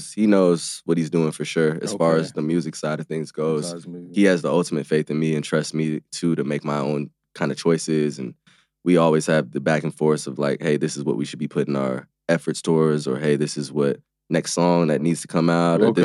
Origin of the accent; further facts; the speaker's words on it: Bay Area, California, United States; my hometown basketball team that I grew up going to games